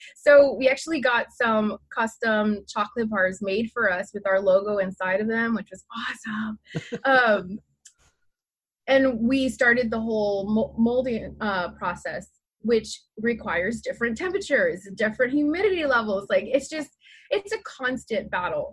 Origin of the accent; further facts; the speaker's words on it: San Antonio, Texas, United States; now in Homer, United States; I originate from San Antonio, Texas